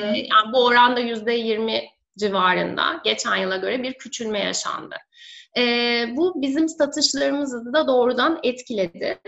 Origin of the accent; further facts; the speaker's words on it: Denizli, Turkey; moved away as an adult; also born or lived in Istanbul; bin dokuz yüz seksen üç Denizli doğumluyum. Ee, üniversite eğitimime kadar Denizli'de yaşadım. Daha sonra üniversite eğitimi için İstanbul'a taşındım.